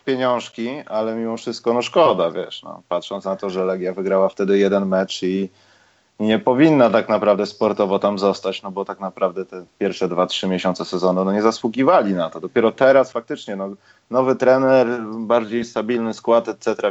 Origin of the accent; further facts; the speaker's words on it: Warsaw, Masovian Voivodeship, Poland; jestem z Bemowa